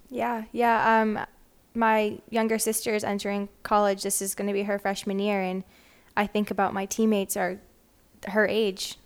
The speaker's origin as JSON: {"language": "English", "region": "Wisconsin", "country": "United States", "also_born_or_lived": "Michigan", "moved": "as an adult", "lives_now": "Little Rock, United States", "said": "I am originally from Wisconsin"}